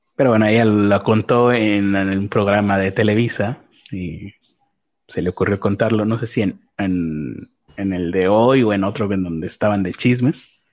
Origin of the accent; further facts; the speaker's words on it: Mexico; soy mexicano